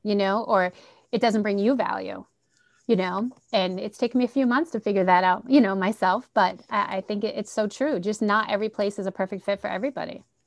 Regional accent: Central Massachusetts, United States; accent: Boston; I'm from Central Mass. Like, I'm, you know, I'm far removed from Boston, but every once in a while that Boston accent pops

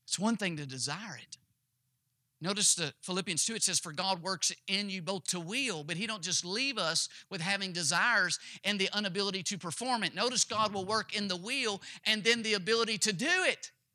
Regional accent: Kentucky, United States; my home state I was born in, the state of Kentucky

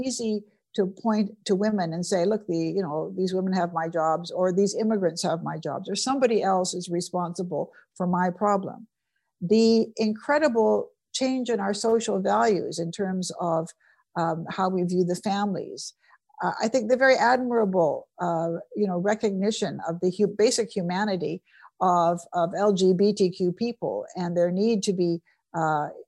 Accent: British Columbia, Canada; I'm from British Columbia, which is a wonderful part of Canada

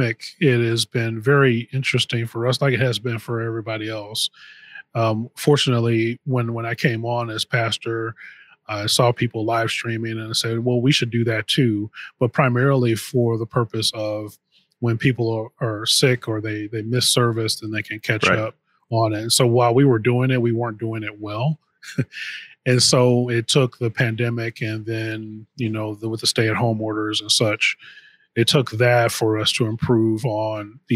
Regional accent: Missouri, United States; now in Illinois, United States; my wife and I, we moved here. We're from Missouri originally

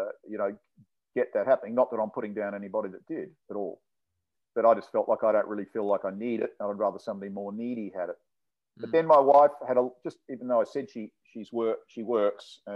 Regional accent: Adelaide, South Australia, Australia; now in Sydney, Australia; I come from Adelaide originally, but I haven't been down there

